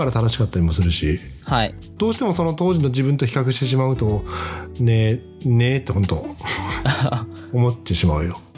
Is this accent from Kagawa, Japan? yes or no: no; Aizu region, Fukushima, Japan; 俺の出身の福島県会津地方